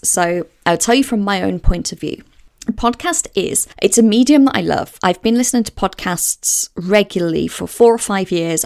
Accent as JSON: {"language": "English", "town": "Walsall", "region": "West Midlands", "country": "United Kingdom", "tie": "born or raised there", "also_born_or_lived": "Hale, Cheshire / Bournemouth / Windsor / Southsea, Portsmouth", "moved": "as an adult", "lives_now": "Portsmouth, United Kingdom", "said": "I grew up about fifteen miles north of Birmingham in the West Midlands, a place called Walsall. And I lived there until the age of nineteen."}